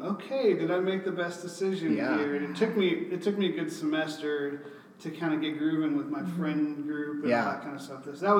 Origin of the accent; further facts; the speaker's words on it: California, United States; moved away as an adult; also born or lived in Fort Worth, Texas; I grew up in California, and I moved to Fort Worth to go to TCU.